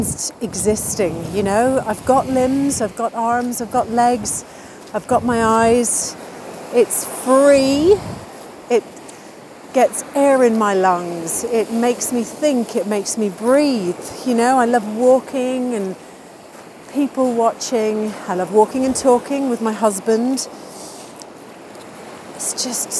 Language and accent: English; Dublin, Leinster, Ireland; also born or lived in London / Los Angeles; now in Hove, United Kingdom; when I was growing up in Ireland. We lived very close to a park called the Phoenix Park in Dublin.